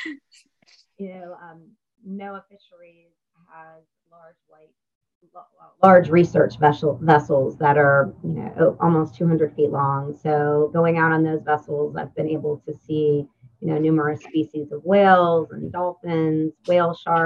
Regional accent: Pennsylvania, United States; moved away as an adult; also born or lived in North Carolina; now in Mississippi, United States; I grew up in Pennsylvania, so landlocked.

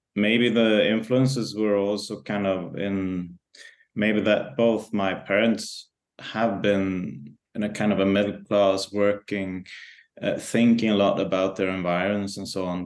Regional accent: Stockholm, Stockholm County, Sweden; growing up in Stockholm or in the context of Stockholm

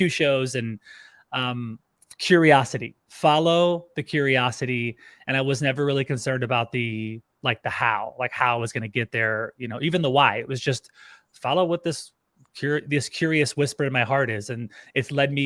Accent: Louisiana, United States; moved away as an adult; also born or lived in California / Orlando, Florida; now in Austin, United States; I grew up in Louisiana

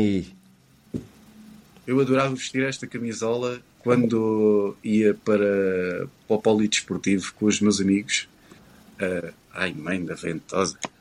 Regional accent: Portugal

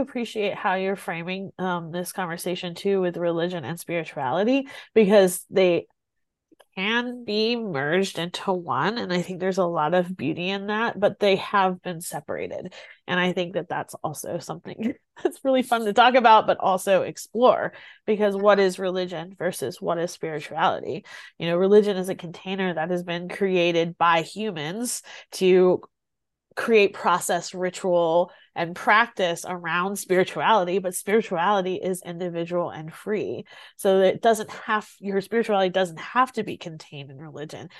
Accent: Greenwood, South Carolina, United States; i grew up here in South Carolina, and I grew up here in a very small town in South Carolina

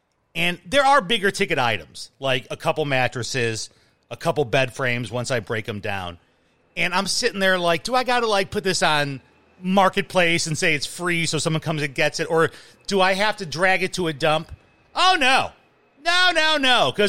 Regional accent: Midwest, United States

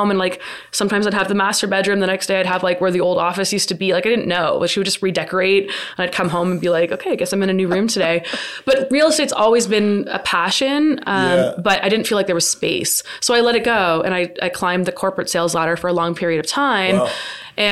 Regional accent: Mississauga, Ontario, Canada; I grew up in South Mississauga

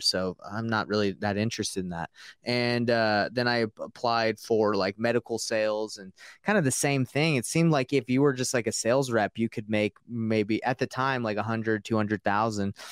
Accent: Marietta, Georgia, United States; also born or lived in Roswell, Georgia; I grew up in Marietta and uh, Roswell

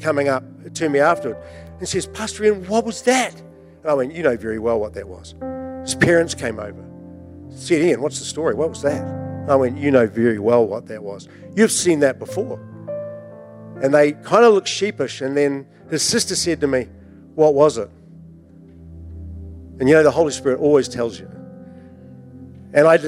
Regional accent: Invercargill, Southland, New Zealand; I was brought up in Invercargill.

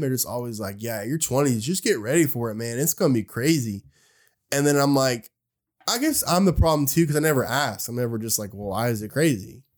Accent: Oak Ridge, Tennessee, United States; I'm from Oak Ridge, which is a smaller town than Knoxville.

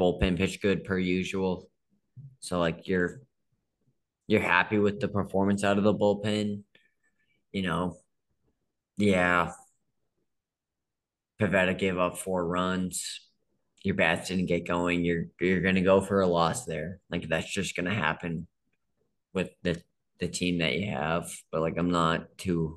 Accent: Boston, Massachusetts, United States; as Bostonian kids, like, we grew up watching Krejci and Bergeron

